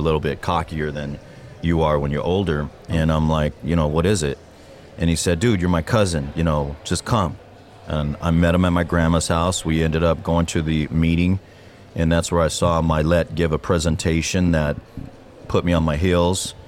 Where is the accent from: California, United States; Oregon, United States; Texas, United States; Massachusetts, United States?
California, United States; Diamond Bar; I grew up in Diamond Bar